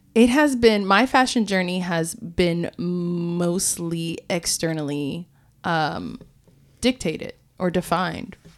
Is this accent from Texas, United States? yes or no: no; Florida, United States; growing up in Florida